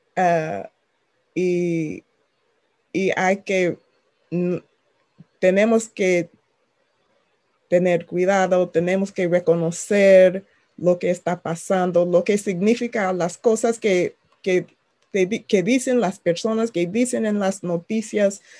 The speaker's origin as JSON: {"language": "Spanish", "region": "Maryland", "country": "United States", "tie": "born or raised there", "also_born_or_lived": "Washington, D.C.", "second_language": "Spanish", "said": "yo nací en Washington, D.C. mis padres se mudaron a un suburbio en el estado de Maryland cuando yo tenía como tres años y asistí las escuelas públicas"}